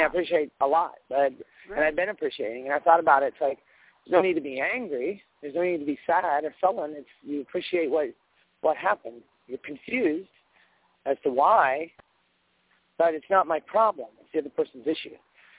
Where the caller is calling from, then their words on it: Fort Lauderdale, Texas, United States; Fort Lauderdale.